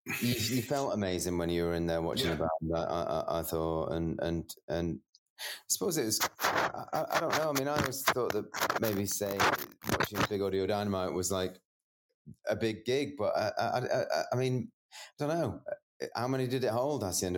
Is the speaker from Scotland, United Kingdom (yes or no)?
yes; Edinburgh, Scotland, United Kingdom; Oh, that's right. Yeah. I'm an Edinburgh man.